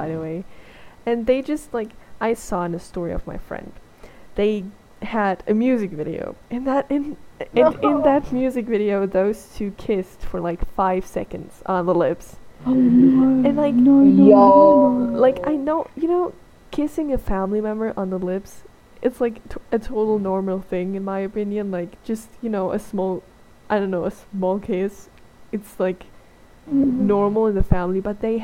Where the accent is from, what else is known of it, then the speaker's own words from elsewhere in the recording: Austria; English is a second language; I'm not from Germany, I'm from Austria, that's this other German-speaking country